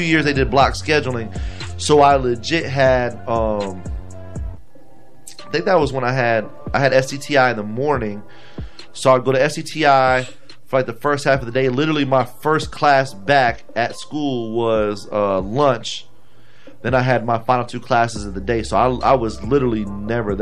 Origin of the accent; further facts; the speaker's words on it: Sarasota, Florida, United States; I went to Sarasota High at first, and I went to Booker after we moved